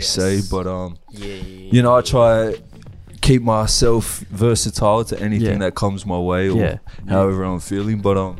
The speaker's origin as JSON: {"language": "English", "town": "Sydney", "region": "New South Wales", "country": "Australia", "tie": "born or raised there", "also_born_or_lived": "Wellington, New Zealand", "said": "I moved over here when I was like, bro, I don't even think I was one"}